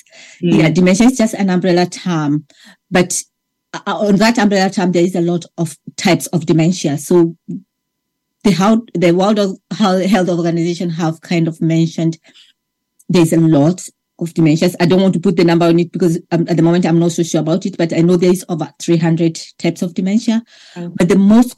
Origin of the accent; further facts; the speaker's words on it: Kenya; now in Ireland; I'm from Kenya originally, and I came to Ireland about 23 years ago